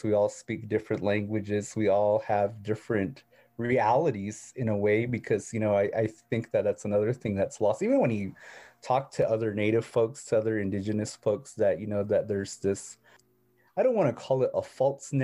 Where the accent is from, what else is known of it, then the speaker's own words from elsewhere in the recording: Tuba City, Arizona, United States; I was born in a place called Tuba City. And so that's on a rural Arizona on the reservation, but you know, Tuba's technically on the Navajo reservation, but I'm Hopi. And so I claim Hopi. I claim that I'm from the Hopi reservation